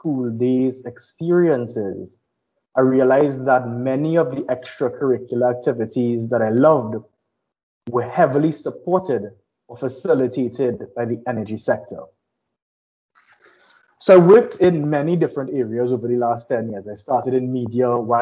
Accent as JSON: {"language": "English", "town": "Princes Town", "country": "Trinidad & Tobago", "tie": "born or raised there", "also_born_or_lived": "Mayaro, Trinidad and Tobago", "said": "I grew up in Mayaro, then Princesstown"}